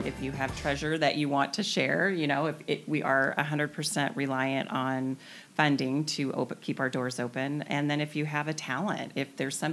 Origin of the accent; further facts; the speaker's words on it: the Northwest, Pacific Northwest, United States; now in Camano Island, United States; born and raised in the Northwest